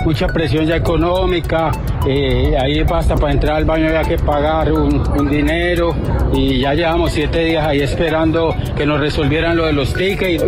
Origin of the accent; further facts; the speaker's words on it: Colombia; moved away; yo soy colombiano